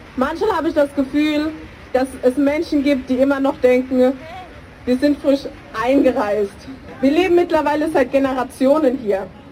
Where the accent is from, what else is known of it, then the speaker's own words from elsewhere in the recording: Germany; Ich bin 24 Jahre alt, geboren und aufgewachsen in Deutschland